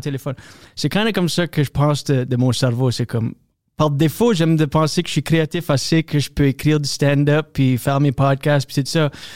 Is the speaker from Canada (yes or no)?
yes; Moncton, New Brunswick, Canada; first language French; moved away as an adult; also born or lived in New York / Toronto; now in Wakefield, Canada; Je suis acadien du Nouveau-Brunswick